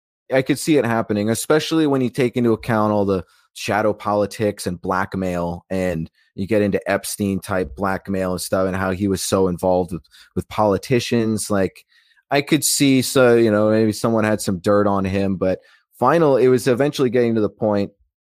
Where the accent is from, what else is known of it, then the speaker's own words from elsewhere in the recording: Alaska, United States; also born or lived in Macon, Georgia; now in Florida, United States; I was born 30 minutes outside of Eatonton in Macon, Georgia, raised my life, most of my life in Alaska, and I'm in Florida now.